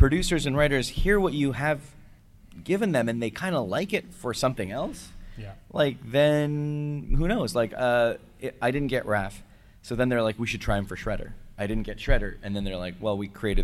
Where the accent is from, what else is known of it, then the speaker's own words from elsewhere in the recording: Canada; now in United States; I'm Canadian